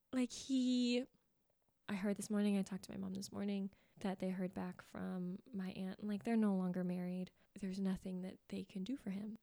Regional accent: Folsom, California, United States; I grew up in California, um, Folsom, California

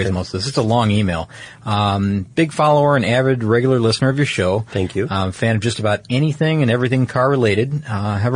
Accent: California, United States; and here in my home state of California, it's registered as a special construction vehicle.

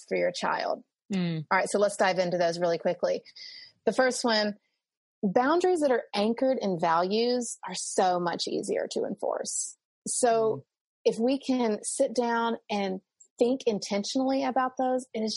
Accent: the South, United States; I'm Southerner, so we say ma'am and sir

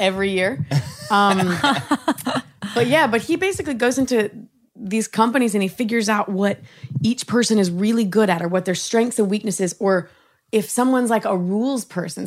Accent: Austin, Texas, United States; moved away; We're from Austin, Texas

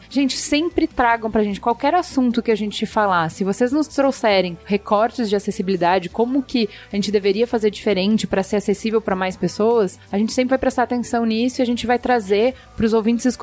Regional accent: São Paulo, Brazil; Sou, sou de São Paulo.

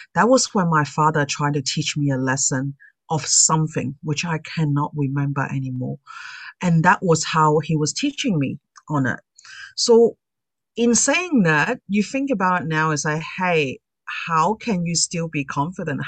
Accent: Sydney, New South Wales, Australia; I'm from Sydney, Australia.

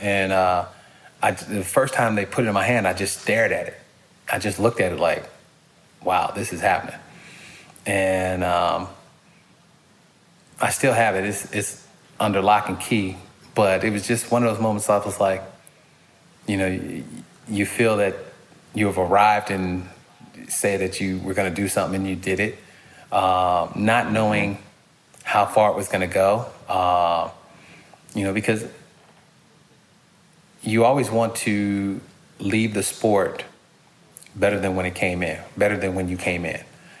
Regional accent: Pittsburgh, Pennsylvania, United States; born there; because I was born outside of Pittsburgh. And my entire family, except like three people, are diehard Steeler fans.

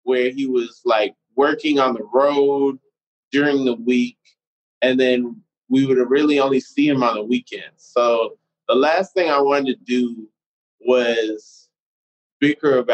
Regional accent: Atlanta, Georgia, United States; also born or lived in Orlando, Florida; So when Shaq moved to LA is the same time we moved back to Atlanta

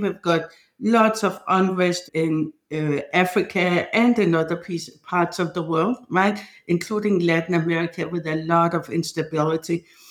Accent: Denmark; moved away; I'm from Denmark

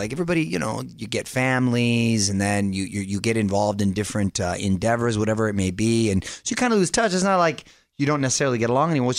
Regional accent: Chula Vista, California, United States

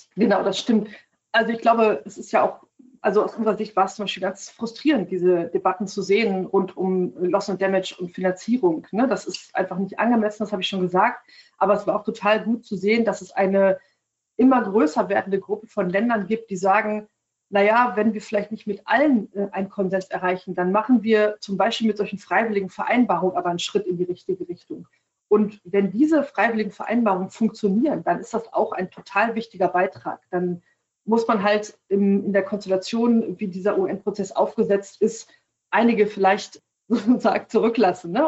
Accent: Germany; bei uns in Deutschland

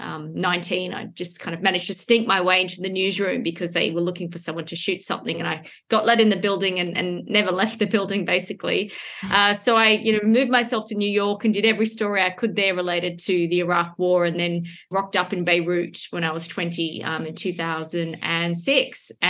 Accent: Perth, Western Australia, Australia; moved away; I grew up in Perth, the most isolated city in the world

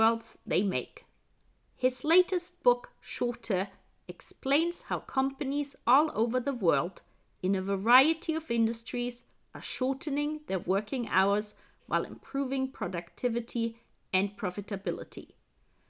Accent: Germany; Being German

